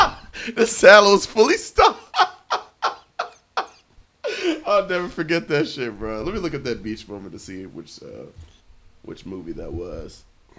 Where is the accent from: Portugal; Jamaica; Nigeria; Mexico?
Nigeria; I'm Nigerian.